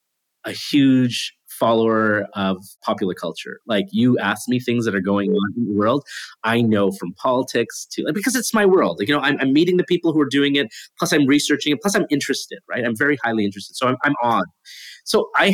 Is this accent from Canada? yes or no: yes; Canada; I'm from Canada.